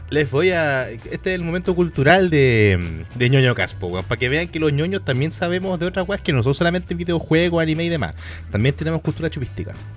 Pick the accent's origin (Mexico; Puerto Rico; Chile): Chile; also born or lived in Santiago, Chile; yo soy de fuera de Chile, soy de fuera de Santiago.